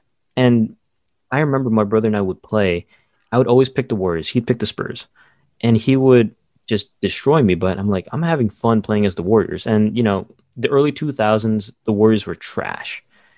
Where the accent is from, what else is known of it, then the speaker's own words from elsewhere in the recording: Saudi Arabia; Growing up in Saudi Arabia, we didn't get a lot of news.